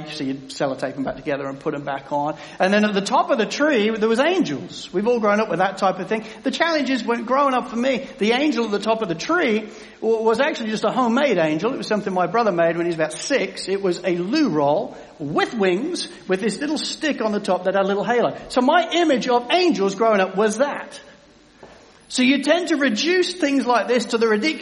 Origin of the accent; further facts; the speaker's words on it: England, United Kingdom; as an Englishman